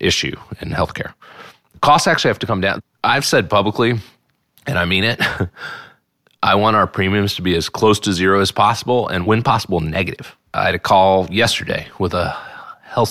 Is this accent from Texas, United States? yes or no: yes; Texas, United States; now in North Carolina, United States; I grew up in Texas